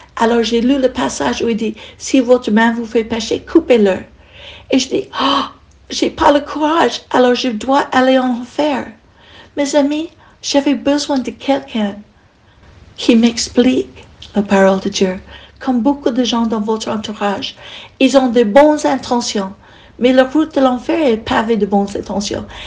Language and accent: French; United States; French is a second language; moved away as an adult; now in France; Je suis américaine et ça fait 40 ans que je